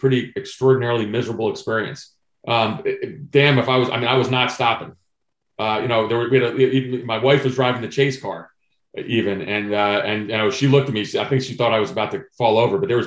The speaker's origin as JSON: {"language": "English", "region": "New Jersey", "country": "United States", "tie": "born or raised there", "moved": "yes", "lives_now": "Vienna, Virginia, United States", "said": "I grew up in New Jersey"}